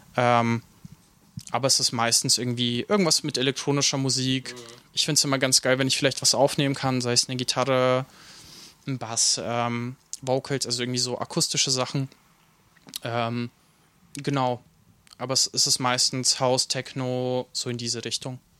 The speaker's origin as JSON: {"language": "German", "town": "Nuremberg", "region": "Bavaria", "country": "Germany", "tie": "born or raised there", "also_born_or_lived": "Ukraine"}